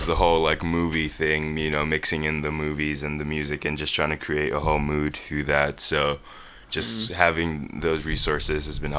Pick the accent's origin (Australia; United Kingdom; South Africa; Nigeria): Nigeria; also born or lived in Texas